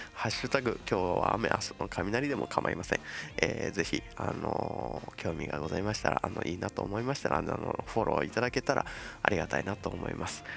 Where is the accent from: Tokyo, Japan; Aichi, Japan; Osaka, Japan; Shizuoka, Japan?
Shizuoka, Japan; moved away; 僕のね地元静岡